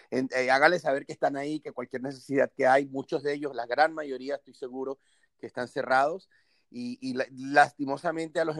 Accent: Venezuela; now in Tampa, United States; soy venezolano, vivo en Tampa.

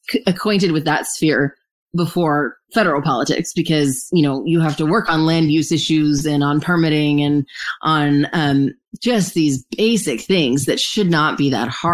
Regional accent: Santa Clarita, California, United States; in Santa Clarita, in my hometown

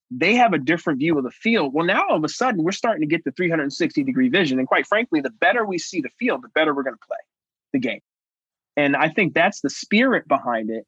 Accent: Cincinnati, Ohio, United States; right here in Cincinnati, and yours in my hometown at the University of Cincinnati

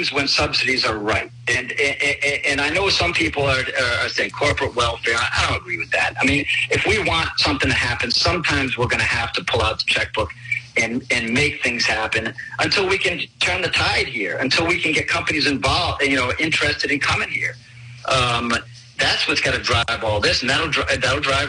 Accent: Newport, Rhode Island, United States; I grew up in Newport. My dad worked on the base.

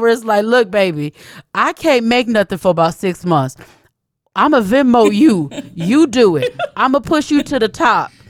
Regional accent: Atlanta, Georgia, United States; I grew up in Atlanta

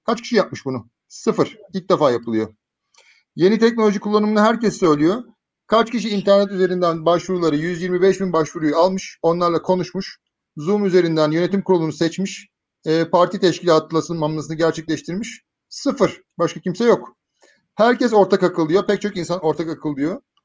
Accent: Bursa, Turkey; moved away as an adult; also born or lived in Istanbul; ben Bursa'nın Muradiye semtinde doğdum büyüdüm

